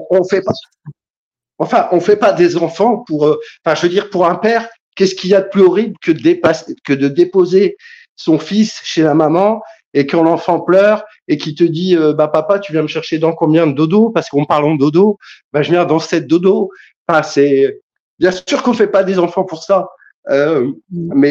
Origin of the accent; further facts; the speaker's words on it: Kabylie, Algeria; Alors, moi, je suis, je suis, je suis maghrébin, je suis kabyle, voilà.